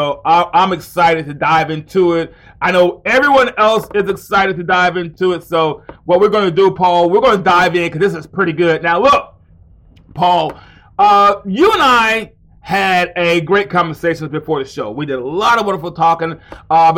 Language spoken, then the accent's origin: English; Alabama, United States; also born or lived in Mount Vernon, New York; my home state of Alabama